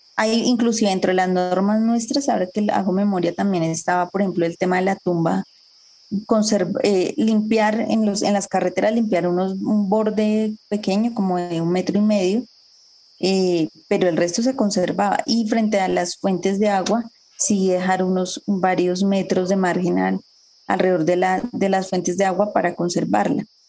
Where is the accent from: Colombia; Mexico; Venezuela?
Colombia; Bogotá; moved away as an adult; also born or lived in Sumapaz / La Macarena / Llanos del Yarí; Yo nací en Bogotá, en, un barrio popular de Usaquén